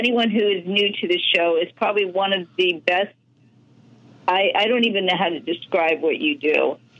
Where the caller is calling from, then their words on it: San Diego, California, United States; I'm calling from San Diego